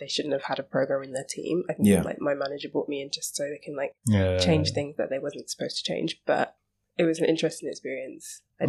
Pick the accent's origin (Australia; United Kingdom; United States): United Kingdom; England; So I moved to Slough, which I'm from the Midlands.